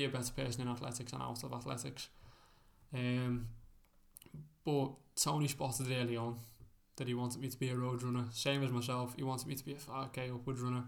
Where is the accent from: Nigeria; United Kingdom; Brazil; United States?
United Kingdom; Liverpool, North West England; It's my home, isn't it, John Joe? So, Liverpool just defines me. I'm a Scouser, I'm a proud Scouser.